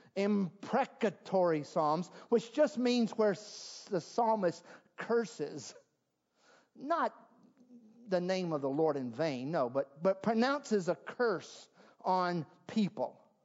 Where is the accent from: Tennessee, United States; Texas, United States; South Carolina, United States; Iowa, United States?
South Carolina, United States; moved away; I'm from South Carolina, and at least when I was living in South Carolina too many years ago